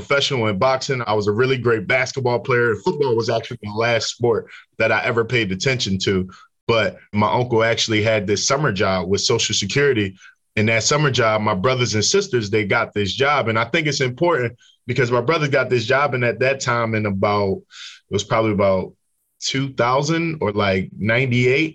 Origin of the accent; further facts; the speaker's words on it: Philadelphia, Pennsylvania, United States; I grew up in Philadelphia, North Philadelphia, to be exact